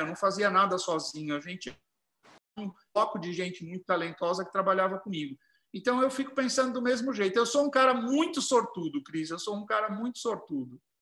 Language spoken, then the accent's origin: Portuguese; Herculândia, São Paulo, Brazil; moved away as an adult; also born or lived in Tupã; Herculândia, onde eu nasci